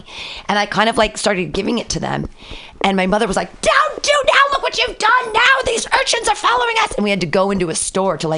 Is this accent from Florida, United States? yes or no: no; Danville, California, United States; also born or lived in Livermore, California; now in San Francisco, United States; I grew up in the East Bay, Danville